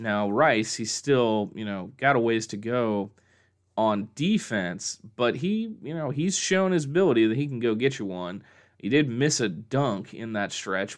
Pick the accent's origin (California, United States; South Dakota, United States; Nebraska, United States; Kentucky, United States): Nebraska, United States; Omaha; growing up in Omaha